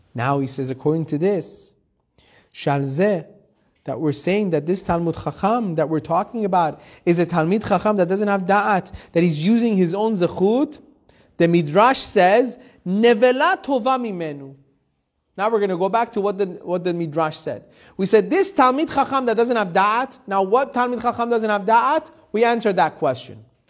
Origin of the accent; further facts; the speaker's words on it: Iran; moved away; I was born in Iran. Persian traditional family